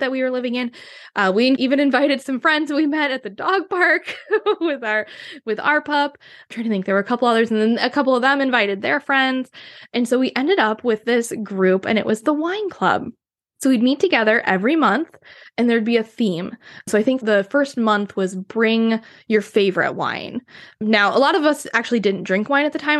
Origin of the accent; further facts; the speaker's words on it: Wisconsin, United States; moved away as an adult; now in Seattle, United States; growing up in Wisconsin